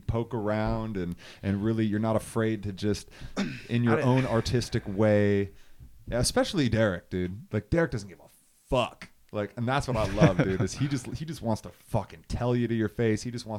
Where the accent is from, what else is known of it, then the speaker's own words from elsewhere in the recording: the South, United States; I'm from the South.